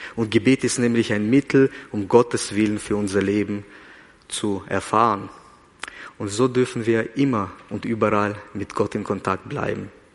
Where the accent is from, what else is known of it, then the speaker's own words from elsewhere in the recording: Kazakhstan; now in Switzerland; ich bin in Kasachstan geboren